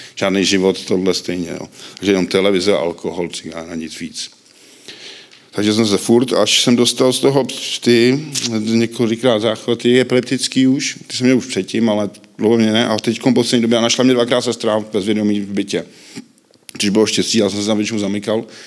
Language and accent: Czech; Příbram, Central Bohemian Region, Czechia; narodil jsem se v Příbrami, mám sestru, Vyrůstal jsem s matkou